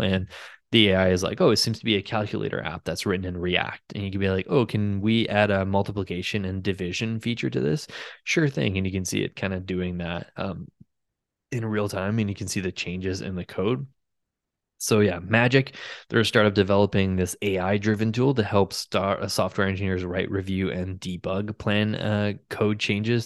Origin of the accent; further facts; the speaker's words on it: Ottawa, Ontario, Canada; Ottawa in my hometown